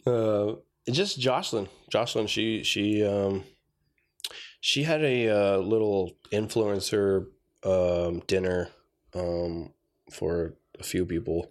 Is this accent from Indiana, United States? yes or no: no; Tucson, Arizona, United States; moved away as an adult; also born or lived in San Manuel, Arizona / Safford, Arizona / Oklahoma City; I was born here in Tucson, uh, born at T M C